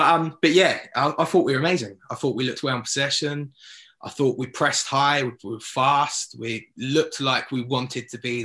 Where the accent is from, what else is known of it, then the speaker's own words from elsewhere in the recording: Southampton, South East England, United Kingdom; I've spent 28 years growing up in Southampton supporting QPR